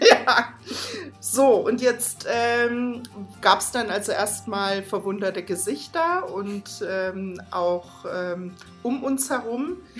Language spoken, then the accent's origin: German; Baden-Württemberg, Germany; moved away; ich komme ursprünglich aus Baden-Württemberg